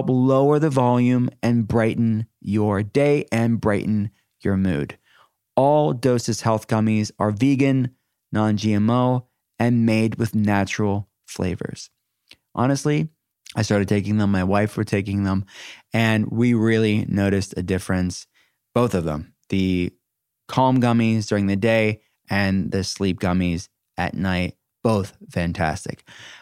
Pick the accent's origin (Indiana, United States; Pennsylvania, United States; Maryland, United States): Pennsylvania, United States; Pittsburgh; I'm from Pittsburgh, so it's it's just where Heinz is based